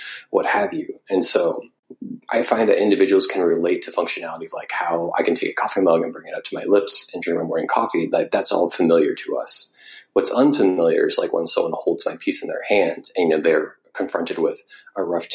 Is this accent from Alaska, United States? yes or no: no; Missouri, United States; also born or lived in Northern Iowa; growing up in Missouri